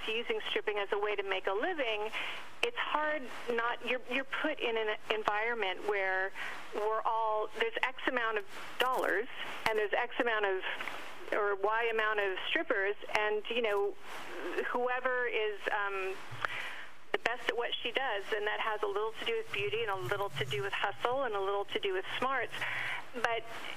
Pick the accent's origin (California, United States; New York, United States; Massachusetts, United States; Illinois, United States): California, United States; San Diego; In San Diego. I grew up in San Diego